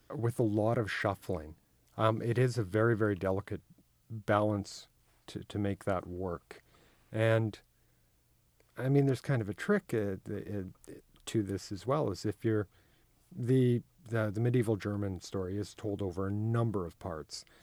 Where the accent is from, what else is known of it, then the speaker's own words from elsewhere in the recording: Manitoba, Canada; I come from Manitoba, which has a huge Icelandic, uh, community